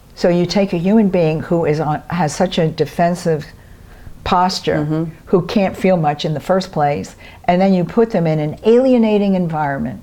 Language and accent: English; New York City, New York, United States; I'm from Brooklyn